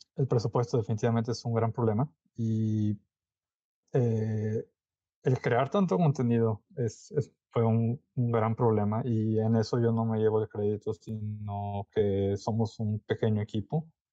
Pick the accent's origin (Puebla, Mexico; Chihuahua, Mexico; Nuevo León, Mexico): Nuevo León, Mexico; Monterrey; yo soy de Monterrey